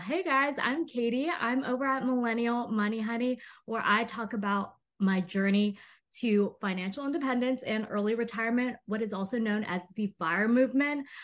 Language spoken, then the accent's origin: English; Texas, United States; now in Los Angeles, United States; I grew up in Texas